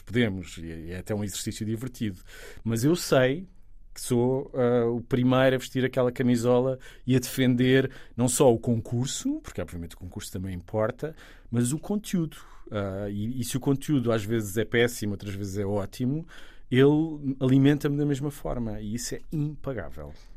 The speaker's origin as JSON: {"language": "Portuguese", "town": "Sesimbra", "region": "Setúbal", "country": "Portugal", "also_born_or_lived": "Istanbul / Rome", "said": "eu sou de Sesimbra"}